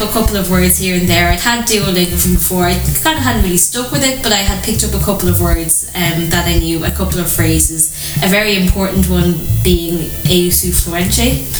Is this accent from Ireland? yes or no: yes; Ireland; first language English; So I explained that I was Irish